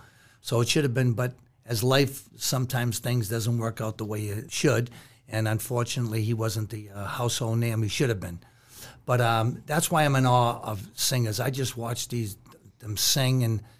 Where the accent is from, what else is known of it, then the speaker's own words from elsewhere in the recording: Boston, Massachusetts, United States; I grew up in East Boston